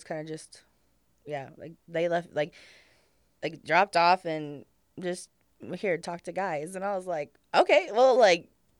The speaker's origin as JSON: {"language": "English", "region": "Louisiana", "country": "United States", "lives_now": "Houston, United States"}